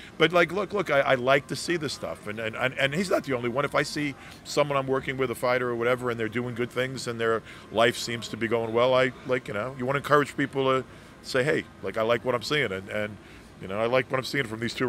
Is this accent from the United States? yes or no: yes; Brooklyn, New York, United States; Dude, please, I'm from Brooklyn. We don't do British accents in Brooklyn.